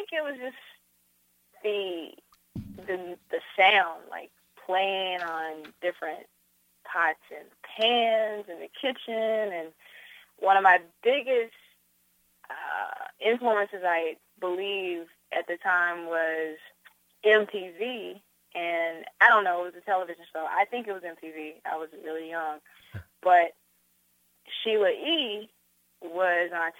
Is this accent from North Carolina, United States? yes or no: yes; North Carolina, United States; growing up in North Carolina, the influences musically over me were my family